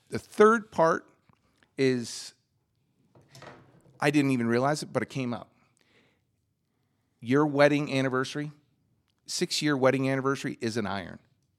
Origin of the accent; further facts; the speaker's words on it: New Jersey, United States; New Jersey.